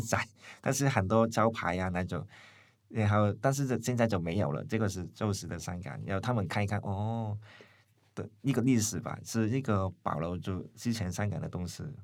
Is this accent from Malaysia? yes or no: no; Hong Kong; moved away as an adult; now in Taiwan; 读完书，在台湾读书了，呃，早上回香港开店